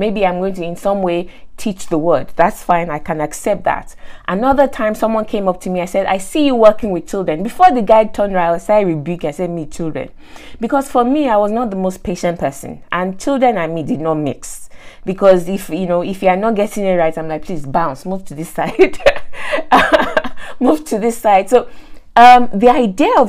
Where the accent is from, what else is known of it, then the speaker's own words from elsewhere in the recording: Nigeria; moved away; I grew up in Nigeria, went to school in Nigeria, and teachers were not exactly rated in Nigeria